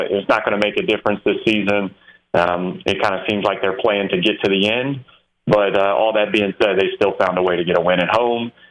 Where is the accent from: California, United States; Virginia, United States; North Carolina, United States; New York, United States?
Virginia, United States; Roanoke; Virginia, Virginia Tech, that's what I grew up on. I'm from Roanoke, Virginia.